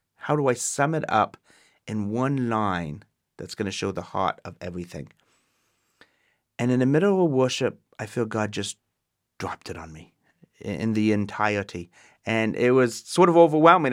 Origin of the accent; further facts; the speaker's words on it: Waterdown, Ontario, Canada; moved away as an adult; now in United States; I'm born in Canada, born and raised. I am Canadian, um, in Waterdown, Ontario, Canada